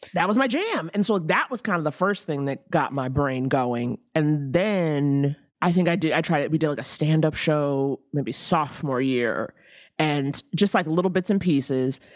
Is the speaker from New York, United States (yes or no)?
yes; New York, United States; I was from New York